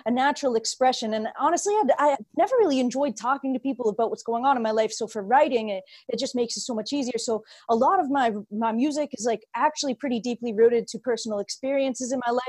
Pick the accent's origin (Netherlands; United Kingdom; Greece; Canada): Canada; Belleville, Ontario; moved away; My hometown is a small place of Belleville.